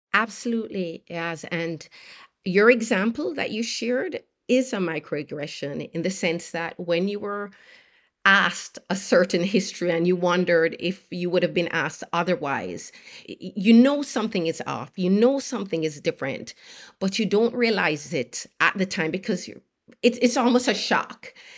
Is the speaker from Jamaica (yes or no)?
yes; Jamaica; moved away as an adult; I grew up in Jamaica, did very well in school, earned a place, at University of Pennsylvania